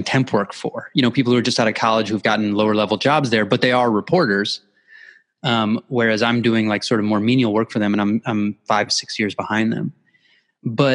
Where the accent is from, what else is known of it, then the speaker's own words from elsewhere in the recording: Midwest, United States; I grew up in the Midwest